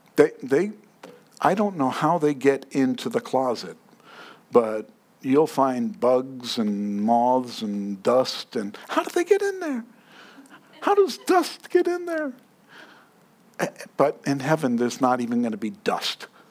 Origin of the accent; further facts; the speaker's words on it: New York City, New York, United States; Now, I grew up in New York. And I took the subway at 4 o'clock in the morning at 14 years old.